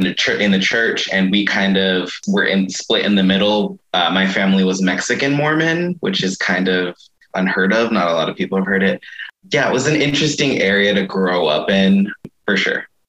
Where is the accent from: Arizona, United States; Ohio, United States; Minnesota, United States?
Arizona, United States; Mesa; when I was younger, growing up in Mesa